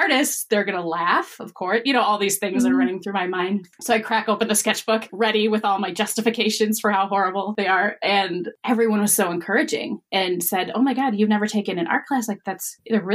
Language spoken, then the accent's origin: English; Wisconsin, United States; I'm from Wisconsin